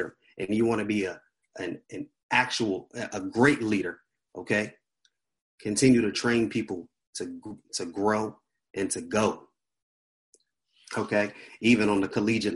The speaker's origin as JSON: {"language": "English", "town": "Washington", "region": "District of Columbia", "country": "United States", "said": "I'm a church boy. I grew up in the church. I'm from Washington, D.C."}